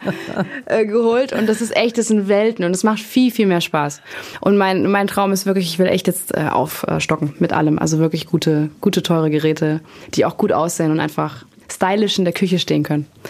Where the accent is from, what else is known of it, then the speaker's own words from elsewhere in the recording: near Backnang, Baden-Württemberg, Germany; ein paar Kilometer weiter nur aus, also in der Nähe von Backnang